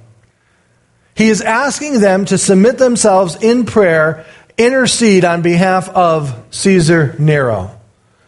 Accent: United States; as an American

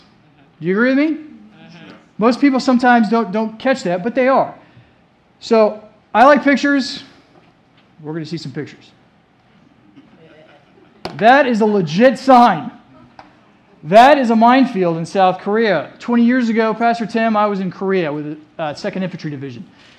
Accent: Germany; You know, growing up, I grew up in Germany. And I was with my dad a lot, whether he was wearing his army uniform

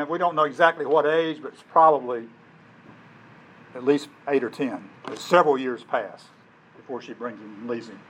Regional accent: Alabama, United States; when I was growing up in Alabama

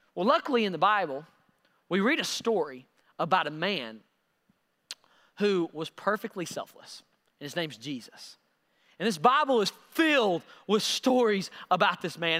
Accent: Knoxville, Tennessee, United States; I'm from Knox

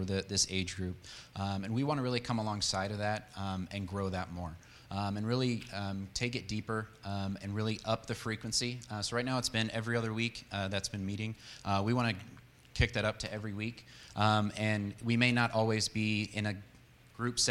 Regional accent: San Diego, California, United States; moved away as an adult; also born or lived in Longview, Texas; now in Texas, United States; We grew up in San Diego, and that's where I met Kayla in high school

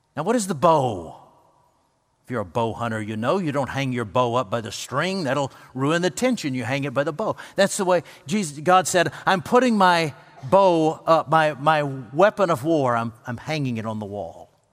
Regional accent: United States; I grew up on the Pickwick Lake portion of the Tennessee River

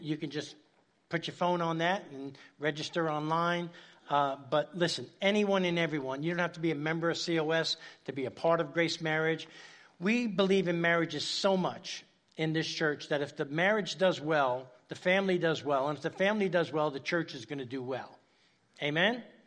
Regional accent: New York City, New York, United States; moved away; I grew up in Spanish Harlem, uh, in New York City, uptown Manhattan, very dangerous place

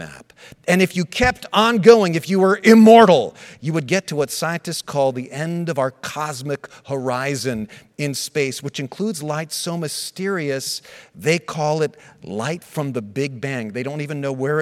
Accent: United States; I was born in the States, but was born as a citizen of Switzerland because my parents were Swiss

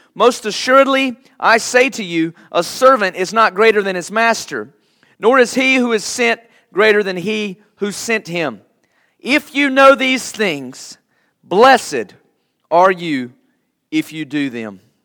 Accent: United States; Before I am an American, I am a Christian

